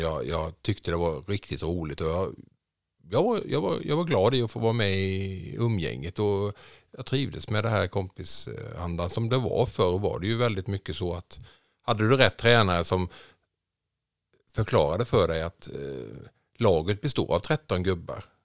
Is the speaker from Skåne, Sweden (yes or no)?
no; Jönköping, Jönköping County, Sweden; moved away as an adult; also born or lived in Saudi Arabia; now in Tidaholm, Sweden; Jag är uppväxt i Jönköping, i Vättersnäs, mellan Huskvarna och Jönköping.